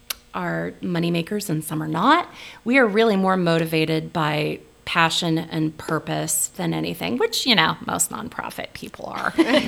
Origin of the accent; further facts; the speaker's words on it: the Ozarks, United States; born there; now in Nebraska, United States; she's Swedish, and I was born in the Ozarks, and you know, we're just weird.